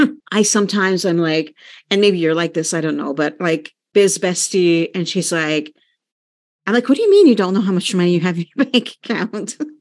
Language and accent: English; Canada; we're Canadian